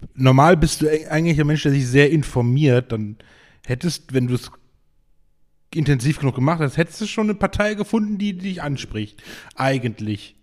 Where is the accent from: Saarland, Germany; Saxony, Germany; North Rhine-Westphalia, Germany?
North Rhine-Westphalia, Germany; Geldern; bei uns in Geldern